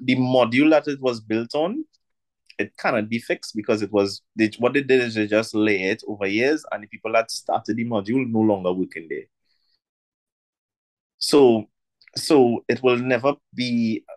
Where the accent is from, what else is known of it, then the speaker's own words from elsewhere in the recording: Trinidad & Tobago; me as a Trinidadian